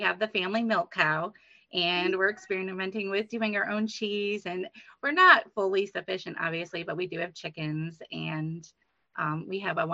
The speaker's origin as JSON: {"language": "English", "region": "upstate New York", "country": "United States", "moved": "as an adult", "lives_now": "Virginia, United States", "said": "I'm originally from upstate New York"}